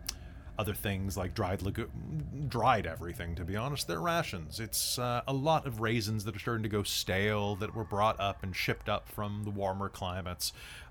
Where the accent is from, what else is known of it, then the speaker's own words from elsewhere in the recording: United States; I'm American.